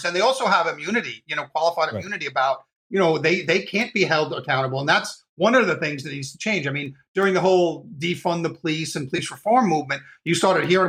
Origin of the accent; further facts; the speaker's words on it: New York, United States; I grew up in New York